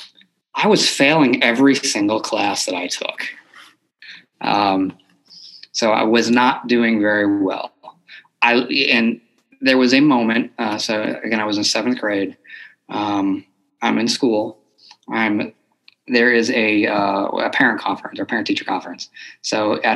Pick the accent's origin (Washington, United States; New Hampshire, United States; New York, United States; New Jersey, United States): New York, United States; Buffalo; moved away; I grew up in Buffalo, New York. So that's originally I am from New York